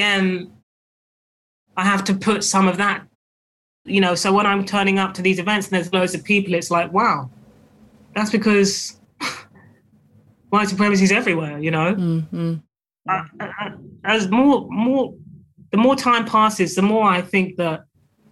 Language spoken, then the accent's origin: English; United Kingdom; being a British author